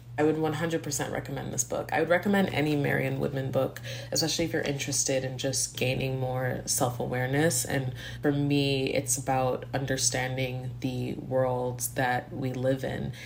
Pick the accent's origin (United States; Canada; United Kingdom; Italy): Canada; Montreal, Quebec; now in Toronto, Canada; I grew up in Montreal, and I live in Toronto now.